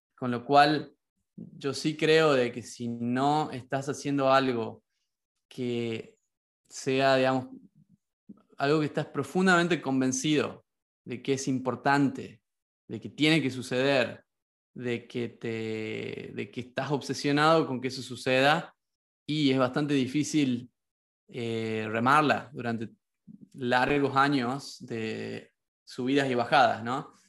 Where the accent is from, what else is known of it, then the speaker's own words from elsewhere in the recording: Concepción, Tucumán, Argentina; moved away as an adult; also born or lived in Barcelona / New York; now in San Francisco, United States; yo soy de Tucumán, como lo sabes, eh, me crié rodeado de la yunga tucumana